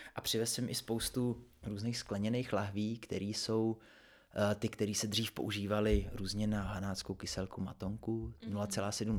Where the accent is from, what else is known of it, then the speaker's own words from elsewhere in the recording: Třebsko, Central Bohemian Region, Czechia; já jsem ze Třebská, což je kousek od Příbramy